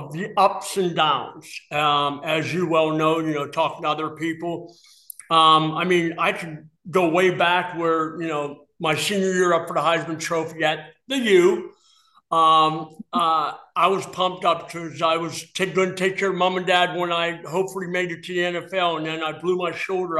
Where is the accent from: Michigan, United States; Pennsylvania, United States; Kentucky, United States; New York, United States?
Pennsylvania, United States; East Brady; moved away; where I grew up in East Brady